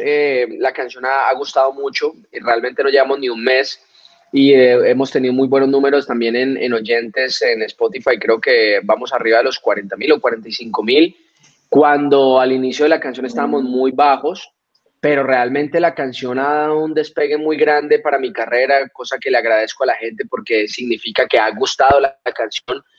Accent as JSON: {"language": "Spanish", "country": "Colombia", "said": "nosotros como colombianos"}